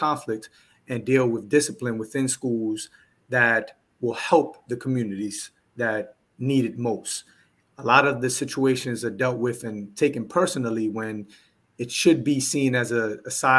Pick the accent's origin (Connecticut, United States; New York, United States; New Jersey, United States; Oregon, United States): New York, United States; New York City; moved away as an adult; now in Houston, United States; when I moved to Houston, Texas, where I currently reside, I'm from New York City.